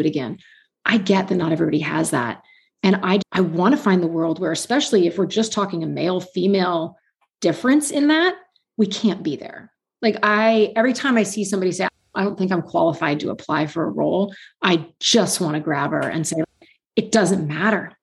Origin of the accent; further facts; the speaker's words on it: East Bay, San Francisco Bay Area, California, United States; also born or lived in Hanover, New Hampshire; I grew up in the East Bay in California, in the San Francisco Bay Area.